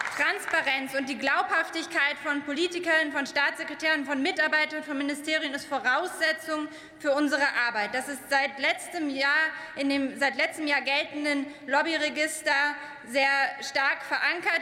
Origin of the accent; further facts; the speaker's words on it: East Germany, Germany; bei uns in Ostdeutschland